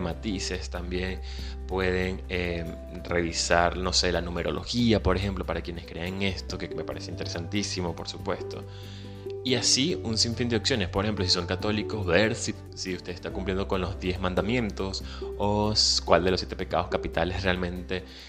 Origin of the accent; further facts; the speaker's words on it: Venezuela; moved away; soy venezolano, emigrante